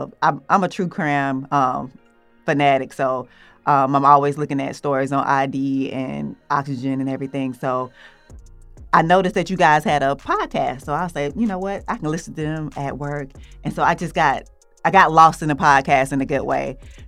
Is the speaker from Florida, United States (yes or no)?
no; Atlanta, Georgia, United States; I'm from Atlanta